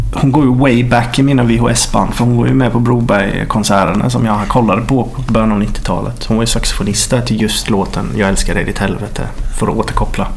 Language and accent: Swedish; Norrahammar, Jönköping County, Sweden; moved away; Jag är från Norra Hammar utanför Jönköping och det är ju litet.